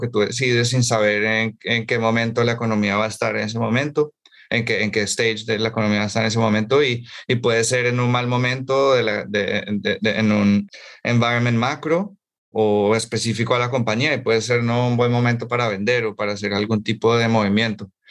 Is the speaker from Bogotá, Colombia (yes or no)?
yes; Bogotá, Colombia; moved away as an adult; also born or lived in United States / New York; yo soy eh, colombiano de Bogotá